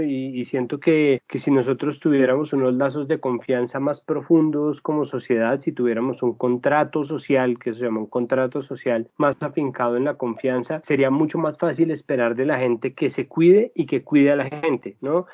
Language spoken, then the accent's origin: Spanish; Colombia; nosotros somos colombianos